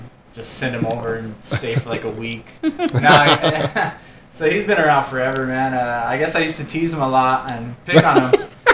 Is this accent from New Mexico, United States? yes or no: yes; Hatch, New Mexico, United States; I grew up in Hatch.